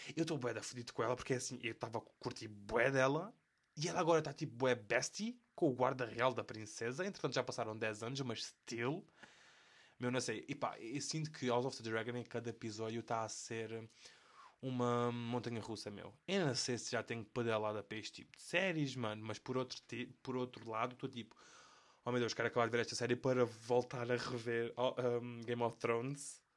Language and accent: Portuguese; Portugal; accent: European Portuguese; first language European Portuguese